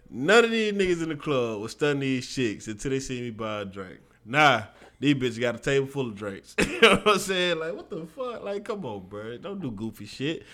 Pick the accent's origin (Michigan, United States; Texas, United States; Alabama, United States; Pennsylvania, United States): Alabama, United States; Mobile; my hometown, Mobile